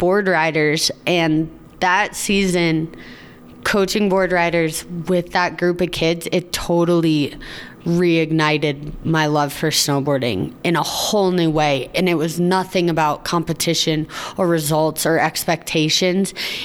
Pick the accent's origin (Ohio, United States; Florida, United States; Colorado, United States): Colorado, United States; Steamboat Springs; growing up in Steamboat and snowboarding on the team.